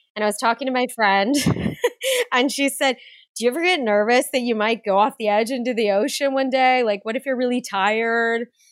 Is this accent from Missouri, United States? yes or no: no; San Diego, California, United States; I grew up in San Diego, California